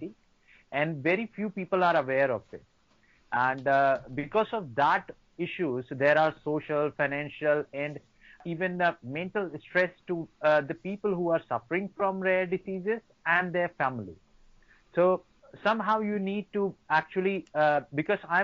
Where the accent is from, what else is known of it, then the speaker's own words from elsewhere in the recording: Singrauli district, Madhya Pradesh, India; I'm from Singrauli district, from Madhya Pradesh state of India